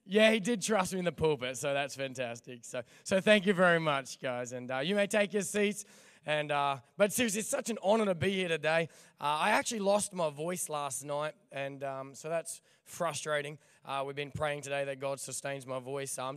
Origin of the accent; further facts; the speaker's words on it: Ipswich, Queensland, Australia; born there; I grew up barracking for the Maroons, and uh, since I was born in Ipswich, and uh, my mum tells me that I'm the only good thing that ever come out of Ipswich.